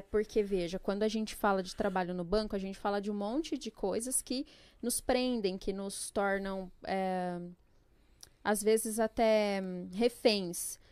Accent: Jundiaí, São Paulo, Brazil; also born or lived in Pernambuco; Fiquei em Jundiaí, estudei, trabalhei, cresci lá.

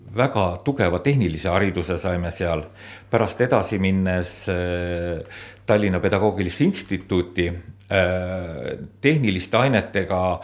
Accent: Suislepa, Viljandi County, Estonia; ma olen äh, pärit siit lähedalt Suislepast ja seal on kõik minu lapsepõlv ka möödunud. olen sündinud Suislepas

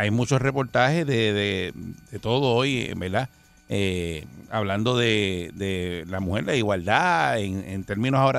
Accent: Bayamón, Puerto Rico; yo soy de Bayamón.

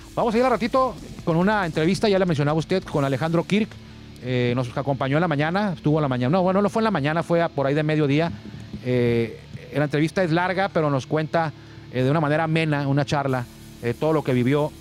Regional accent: Tijuana, Baja California, Mexico; esta ciudad de Tijuana, desde donde estamos transmitiendo

